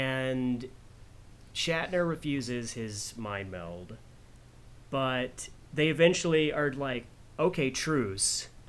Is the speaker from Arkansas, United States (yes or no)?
yes; Fort Smith, Arkansas, United States; born or raised there